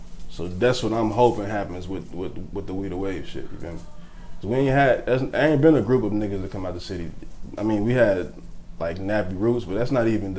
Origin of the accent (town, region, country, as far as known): Louisville, Kentucky, United States